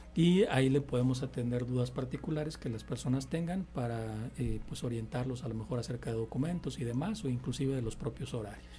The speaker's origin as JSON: {"language": "Spanish", "country": "Mexico", "said": "como buenos mexicanos"}